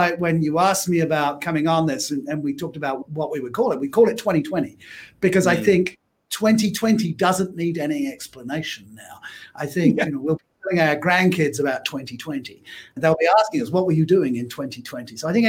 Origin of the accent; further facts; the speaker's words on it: Australia; I can't tell you what the name of the game was because being Australian, it was suitably irreverent.